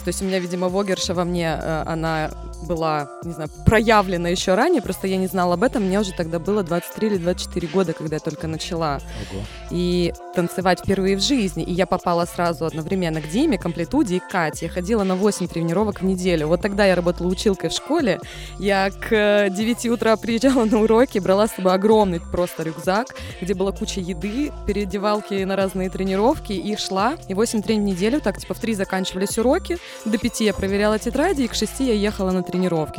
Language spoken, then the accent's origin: Russian; Magadan, Magadan Oblast, Russia; also born or lived in Belgorod; now in Saint Petersburg, Russia; я родилась в Магадане, пять лет я потом училась, жила в Белгороде и переехала в Санкт-Петербург